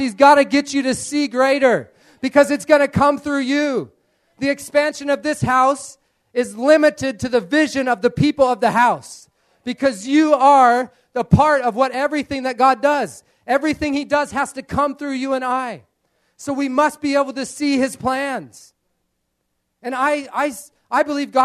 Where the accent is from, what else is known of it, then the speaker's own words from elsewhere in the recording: United States; moved away; growing up in America, in a farming community